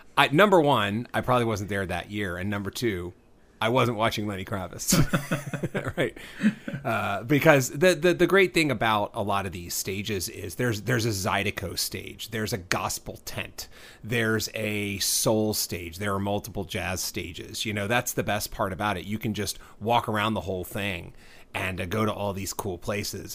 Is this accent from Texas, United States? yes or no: yes; Texas, United States; now in Southern California, United States; I grew up in Texas